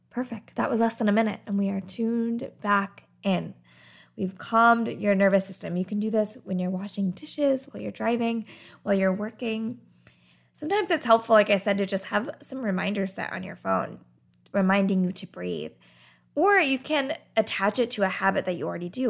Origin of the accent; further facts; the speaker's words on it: Arizona, United States; I grew up in Arizona